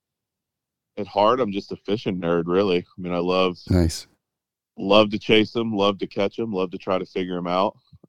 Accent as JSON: {"language": "English", "region": "the mountains of North Carolina", "country": "United States", "tie": "born or raised there", "said": "I grew up in the mountains of North Carolina"}